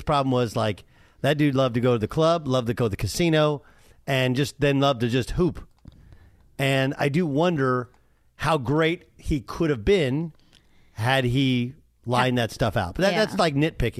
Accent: California, United States; I grew up in Orange County and everybody liked the Lakers.

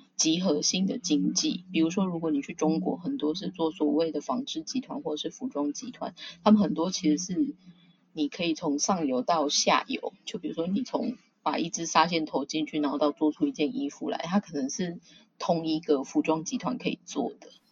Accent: Taiwan; moved away as an adult; now in Tokyo, Japan; 我本身是台湾人，然后我现在人其实是在东京

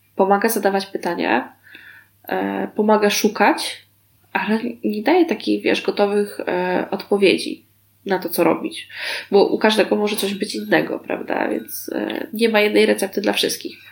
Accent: Warsaw, Masovian Voivodeship, Poland; ja się wychowywałam na warszawskim Tarchominie

